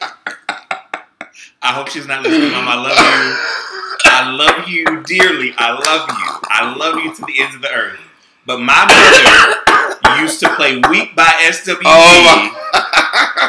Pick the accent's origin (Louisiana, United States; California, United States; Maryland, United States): Louisiana, United States; growing up in Louisiana